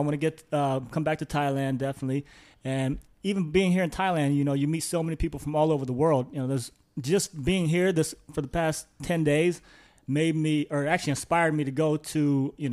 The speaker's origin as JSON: {"language": "English", "region": "Midwest", "country": "United States", "said": "from where I'm from, I'm from the Midwest in the U.S. So you know, it's very um, everybody there is from the Midwest."}